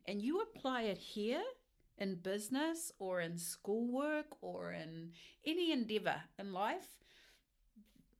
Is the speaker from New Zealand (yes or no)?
yes; Moerewa, Northland, New Zealand; moved away as an adult; now in Auckland, New Zealand; I'm really proud to have grown up in Moirua.